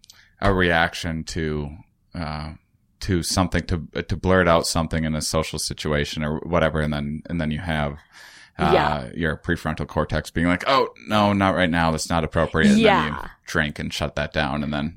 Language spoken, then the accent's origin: English; Wisconsin, United States; I'm from Wisconsin. Yeah. I'm from the Midwest.